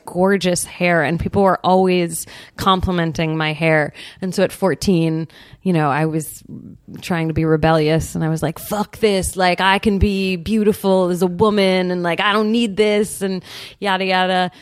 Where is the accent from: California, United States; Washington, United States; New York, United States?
California, United States; San Francisco; I grew up in San Francisco, so like there's definitely a hippy dippy element to my upbringing